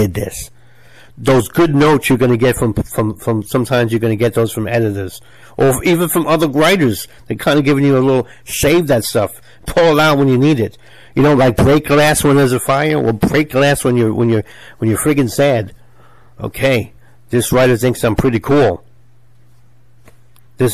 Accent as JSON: {"language": "English", "country": "United States", "said": "I'm American"}